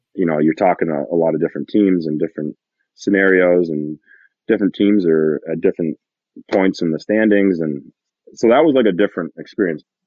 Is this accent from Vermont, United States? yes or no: no; Massena, New York, United States; I'm from in Messina, New York